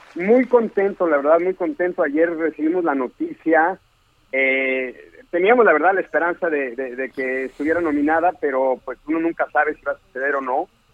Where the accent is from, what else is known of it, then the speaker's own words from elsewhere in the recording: Mexico; moved away as an adult; now in Los Angeles, United States; yo me salí de México hace siete años y medio